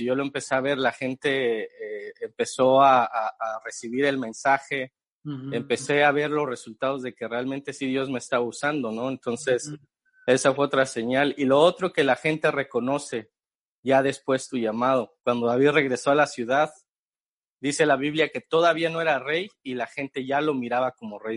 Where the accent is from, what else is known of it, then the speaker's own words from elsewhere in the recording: Mexico City, Mexico; moved away as an adult; now in Chicago, United States; mexicano, chilango. Para los que no saben qué es chilango, son los que vivimos en la Ciudad de México.